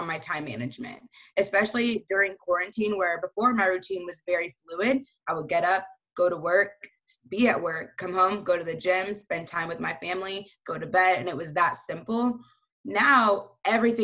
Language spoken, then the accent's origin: English; Houston, Texas, United States; I'm from Houston, Texas